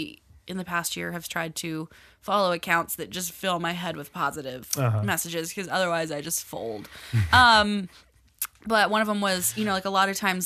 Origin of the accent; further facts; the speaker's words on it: Georgia, United States; I'm like technically from Georgia